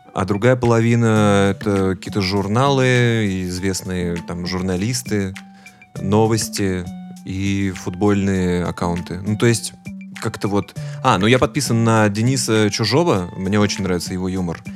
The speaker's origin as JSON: {"language": "Russian", "town": "Volgograd", "region": "Volgograd Oblast", "country": "Russia", "tie": "born or raised there", "said": "мы оба выросли в Волгограде"}